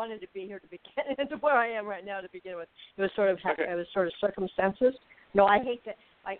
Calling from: Arizona, United States; I'm in Burning, Arizona.

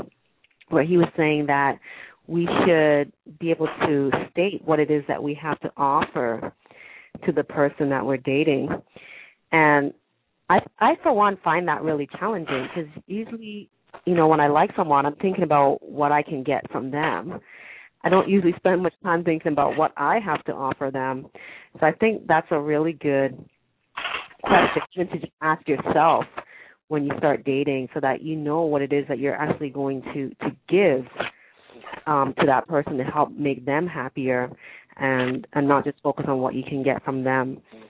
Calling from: Toronto, Ontario, Canada; I'm calling from Toronto, Canada.

